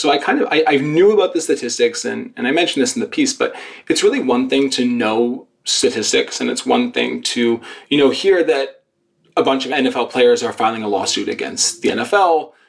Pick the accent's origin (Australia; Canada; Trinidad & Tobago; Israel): Canada; Montreal, Quebec; I'm a Canadian. I was born and raised in Montreal